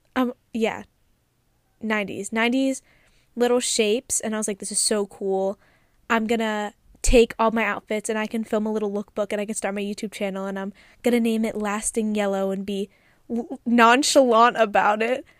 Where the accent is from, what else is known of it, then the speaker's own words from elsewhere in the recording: Philadelphia, Pennsylvania, United States; moved away as an adult; also born or lived in Calabria, Italy (ancestry); now in California, United States; I grew up in the city of Philadelphia, and then I moved outside when I was about twelve